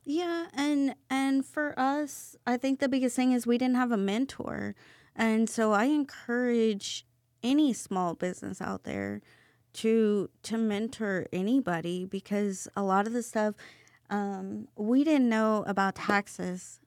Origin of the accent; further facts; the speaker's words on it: Cairo, Missouri, United States; now in San Antonio, United States; I am a small town country girl from Missouri. I grew up in a town of a hundred people